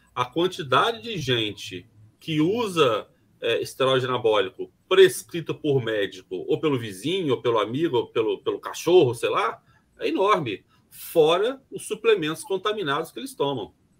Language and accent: Portuguese; Brazil; como brasileiro